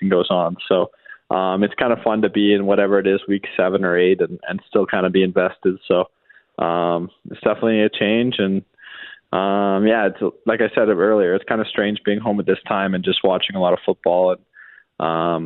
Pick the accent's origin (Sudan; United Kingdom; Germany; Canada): Canada; Western Canada; being Canadian and being from out west